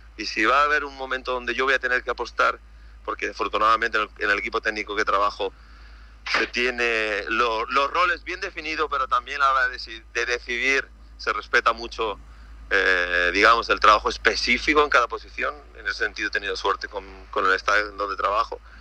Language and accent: Spanish; Málaga, Andalusia, Spain; moved away as an adult; also born or lived in Zaragoza / Madeira; yo soy de Málaga